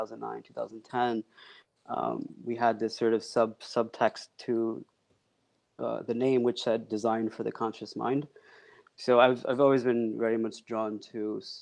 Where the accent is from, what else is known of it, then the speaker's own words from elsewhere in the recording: United States; also born or lived in Pakistan; I moved here at the age of 3 with my family